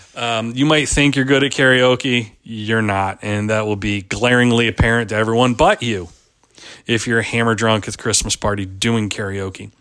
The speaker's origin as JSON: {"language": "English", "region": "Pennsylvania", "country": "United States", "tie": "born or raised there", "moved": "yes", "said": "I grew up in Pennsylvania"}